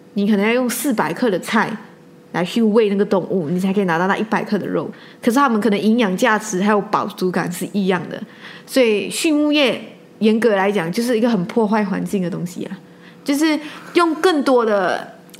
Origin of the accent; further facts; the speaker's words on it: Malaysia; 我一直做一个马来西亚人